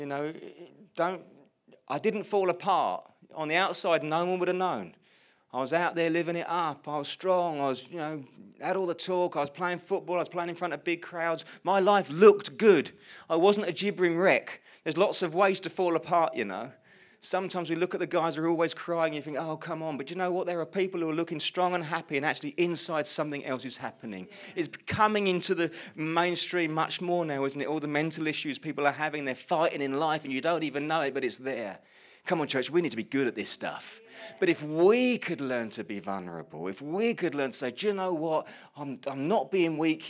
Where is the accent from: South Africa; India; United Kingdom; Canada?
United Kingdom; Colchester, East of England; also born or lived in Chelmsford; I moved back home from Chelmsford to Colchester to be back in my family home